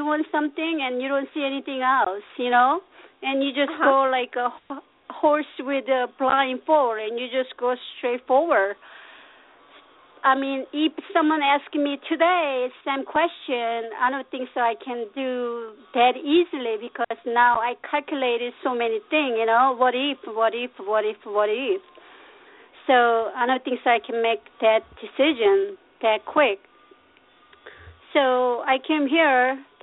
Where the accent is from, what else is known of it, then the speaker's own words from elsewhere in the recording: South Korea; English is a second language; moved away as an adult; now in United States; I was raised in Korea, and my father, my parents were very traditional Korean